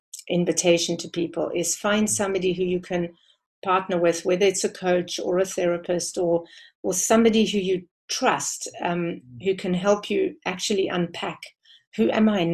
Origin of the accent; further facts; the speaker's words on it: South Africa; I have grown more and more proud of being South African the more I travel